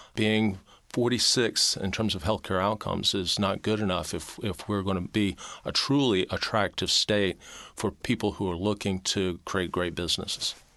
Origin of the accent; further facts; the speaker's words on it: Mobile, Alabama, United States; moved away as an adult; also born or lived in Tennessee / Georgia; now in Arkansas, United States; I was born in Mobile, Alabama